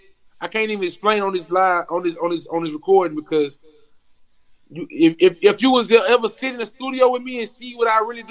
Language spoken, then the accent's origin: English; Baton Rouge, Louisiana, United States; I'm from Baton Rouge, so we like an hour away.